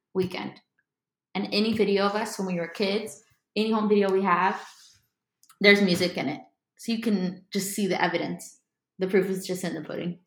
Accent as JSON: {"language": "English", "town": "Miami", "region": "Florida", "country": "United States", "tie": "born or raised there", "also_born_or_lived": "Nashville", "moved": "as an adult", "lives_now": "Los Angeles, United States", "said": "I'm from Miami, Florida. Was born there, grew up there most of my life, moved around a bit after"}